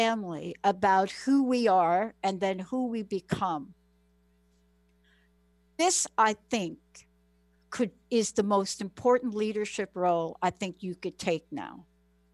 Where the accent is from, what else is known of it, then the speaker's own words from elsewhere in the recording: New York, United States; I'm from New York